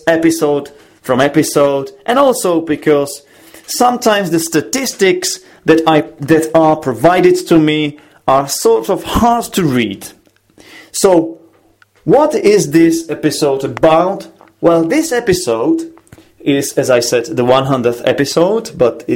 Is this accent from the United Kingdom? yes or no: no; Czechia; English is a second language; I am from the Czech Republic and I work as an English teacher